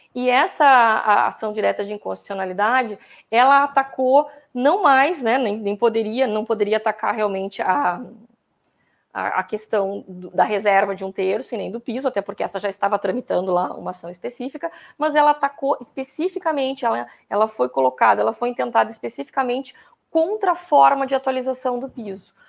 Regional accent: Pelotas, Rio Grande do Sul, Brazil; eu sou de Pelotas

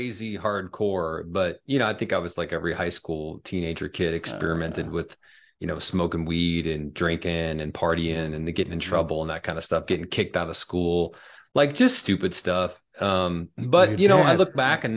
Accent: Springfield, Illinois, United States; also born or lived in Joliet, Illinois; now in Chicago suburbs, United States; I was born in Joliet, which is a southern suburb of Chicago. My dad was in the state police his whole career. So around 4 or 5, we moved down to Springfield, which is the capital of Illinois. Most people think it's Chicago, but it's not. Yeah. And I really grew up down in Springfield.

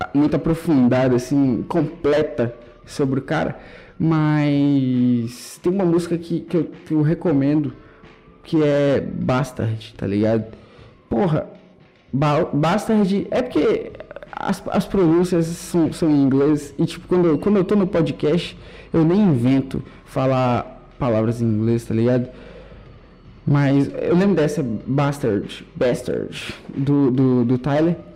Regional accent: Brazil; Eu gosto de ser brasileiro, eu tenho orgulho

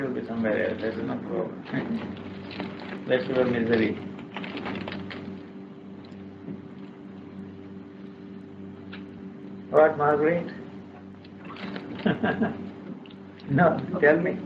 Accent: India; I'm an Indian, I come from India. I grew up there

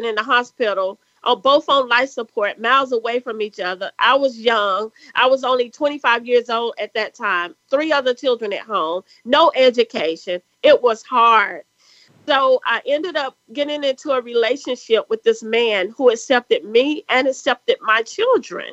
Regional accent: South Carolina, United States; accent: country; we grew up poor here in the South

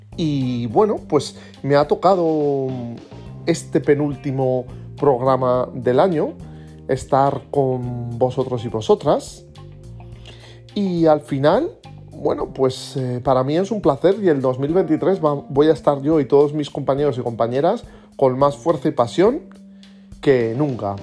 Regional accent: Aragon, Spain; como buen aragonés

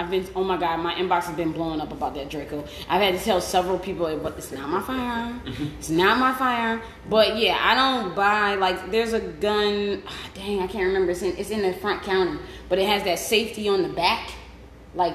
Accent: Detroit, Michigan, United States; now in Ohio, United States; I'm from Detroit and lives in Ohio.

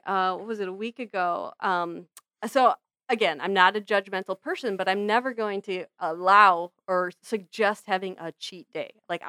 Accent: Medford, Wisconsin, United States; I grew up in Medford, Wisconsin, which is where Tombstone Pizza was invented.

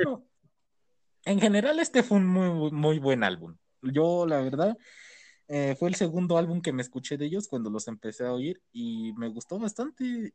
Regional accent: Mexico City, Mexico; Sí, somos de México

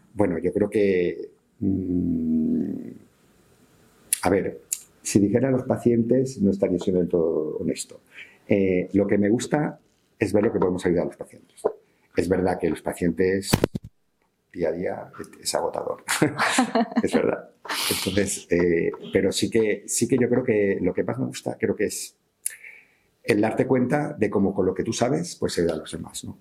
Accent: Valencian Community, Spain; soy valenciano

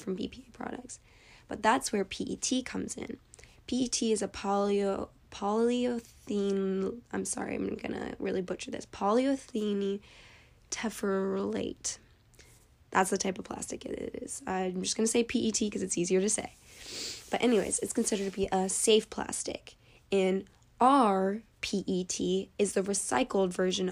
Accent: Arizona, United States; I'm from Arizona, and Arizona is in a desert

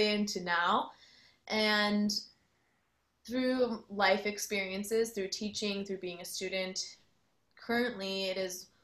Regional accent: Chicago, Illinois, United States; moved away as an adult; now in Austin, United States; I am originally from the Chicagoland area and I moved to Austin in 2013

